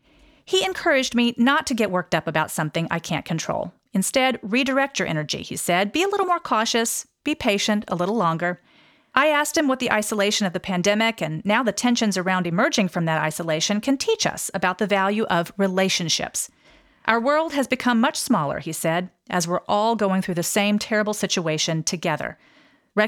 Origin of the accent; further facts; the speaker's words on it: Texas, United States; I'm from Texas.